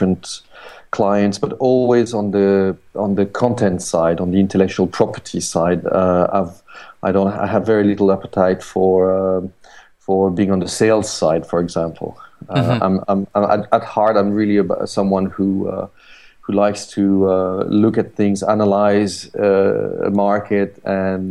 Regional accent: France; moved away as an adult; also born or lived in Paris; now in London, United Kingdom; I'm, as you can hear, I'm French, but I'm based in London

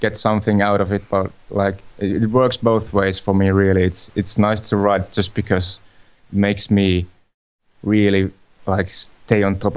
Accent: Finland; from Finland

